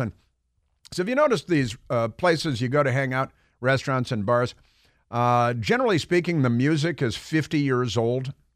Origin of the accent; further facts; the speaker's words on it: Chicago, Illinois, United States; growing up in Chicago